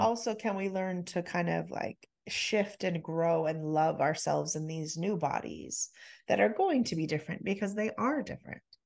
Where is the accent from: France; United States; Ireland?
United States; we're in the U S, we're American